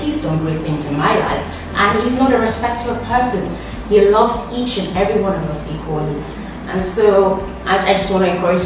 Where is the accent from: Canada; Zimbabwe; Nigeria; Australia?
Nigeria; now in Rome, Italy; I'm from Nigeria